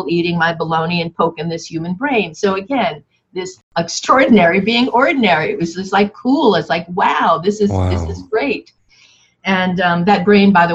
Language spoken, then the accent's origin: English; Yonkers, New York, United States; I grew up in Yonkers, New York